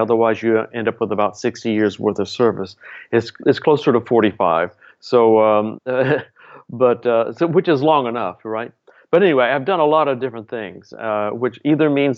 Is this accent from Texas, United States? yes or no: yes; Dallas, Texas, United States; I'm from Dallas, Texas